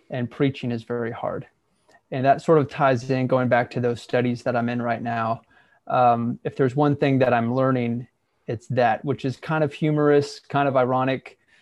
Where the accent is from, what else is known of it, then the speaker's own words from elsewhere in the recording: Southeast Ohio, United States; moved away as an adult; also born or lived in Central Arkansas; now in Arkansas, United States; I grew up in a fairly conservative, smaller, rural church in Southeast Ohio.